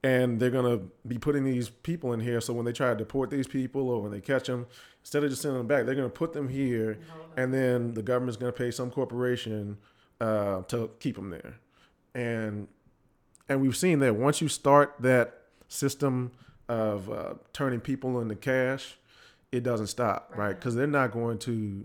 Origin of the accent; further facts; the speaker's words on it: New Orleans, Louisiana, United States; now in Dallas, United States; growing up in New Orleans